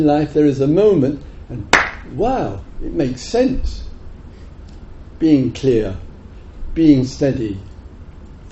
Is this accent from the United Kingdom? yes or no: yes; England, United Kingdom; moved away as an adult; also born or lived in Thailand; I was the only Westerner there, and being English, far too lazy to learn another language